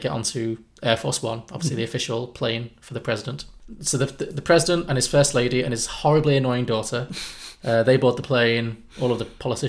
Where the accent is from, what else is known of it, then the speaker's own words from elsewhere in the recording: United Kingdom; I'm a British person talking, I don't know America that well